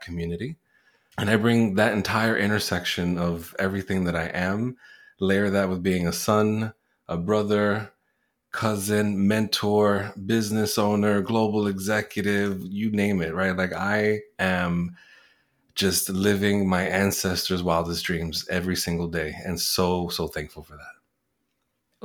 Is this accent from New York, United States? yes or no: yes; New York City, New York, United States; first language Spanish; English is a second language; also born or lived in Puerto Rico; I was born in Puerto Rico. I was raised in the Bronx in New York City, not too far from Yankee Stadium